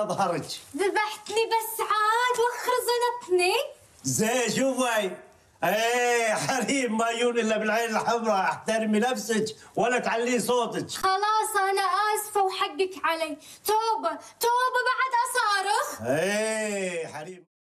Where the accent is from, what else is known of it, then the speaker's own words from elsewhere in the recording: Kuwait; accent: Kuwaiti; اللهجة الكويتية لهجة ديرتي